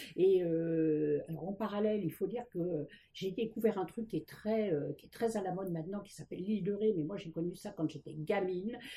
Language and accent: French; Paris, Île-de-France, France; je suis née à Paris. j'ai toujours vécu à Paris